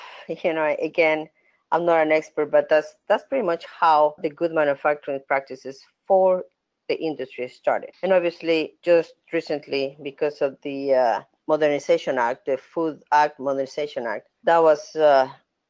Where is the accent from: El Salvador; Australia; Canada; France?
El Salvador; moved away as an adult; now in United States; I am originally from El Salvador, so I started over there. When I came to the States in the 90s